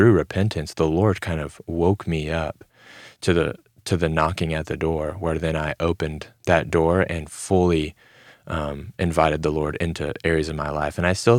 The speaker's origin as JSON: {"language": "English", "region": "the South", "country": "United States", "tie": "born or raised there", "said": "growing up in a Christian home, growing up in the Bible Belt"}